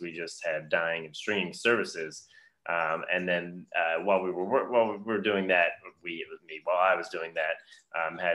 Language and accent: English; Baltimore, Maryland, United States; I grew up in the Baltimore area.